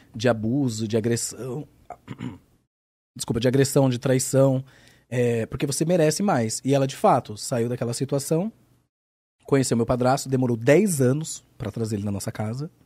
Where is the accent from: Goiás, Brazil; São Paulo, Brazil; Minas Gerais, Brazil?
São Paulo, Brazil; Bauru; accent: Bauru; moved away as an adult; porque eu sou de uma cidade de interior. Então, hum. eu sou de Bauru. Aí Bauru, uma cidade pequena, interior